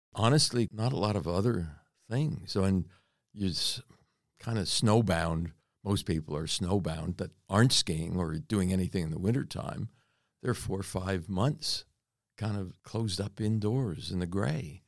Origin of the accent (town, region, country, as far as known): North Miami, Florida, United States; born or raised there; moved away as an adult; also born or lived in Reading, Pennsylvania / Western Australia; now in Australia